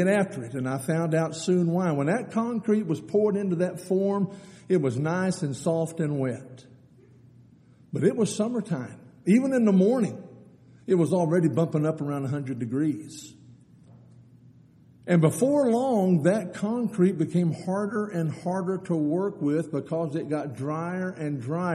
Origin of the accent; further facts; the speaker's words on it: Eden, Texas, United States; I grew up out in Eden, Texas, out between Brady and San Angelo